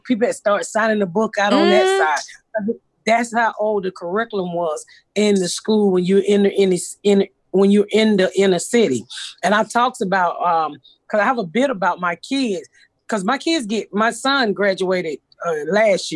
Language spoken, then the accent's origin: English; Atlanta, Georgia, United States; also born or lived in Indianapolis; I grew up in the Bluff before the Bluff became Snow on the Bluff